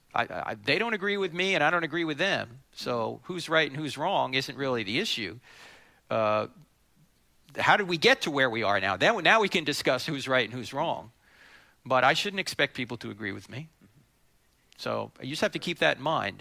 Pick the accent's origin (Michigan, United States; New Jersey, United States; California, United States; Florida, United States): New Jersey, United States; I'm from New Jersey